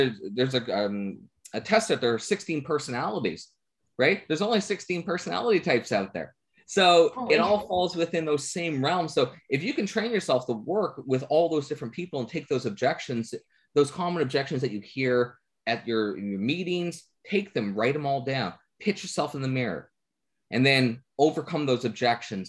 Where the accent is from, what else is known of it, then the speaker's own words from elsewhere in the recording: Newfoundland and Labrador, Canada; I'm a Newfoundlander.